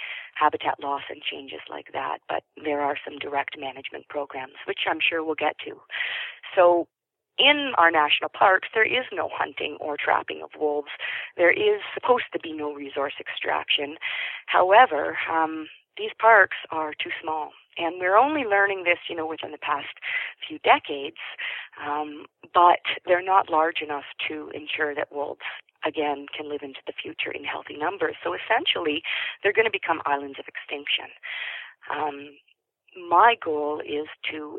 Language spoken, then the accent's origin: English; Toronto, Ontario, Canada; now in British Columbia, Canada; I grew up in Toronto